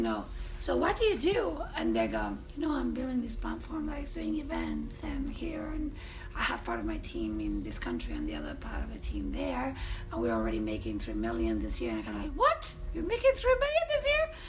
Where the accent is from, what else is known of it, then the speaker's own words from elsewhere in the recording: Spain; Spain is my home country